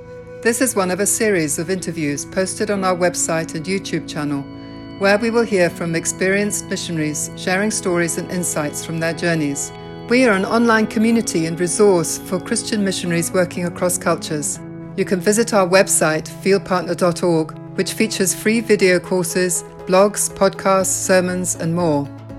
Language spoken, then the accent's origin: English; Burundi; born there; I was born in Burundi.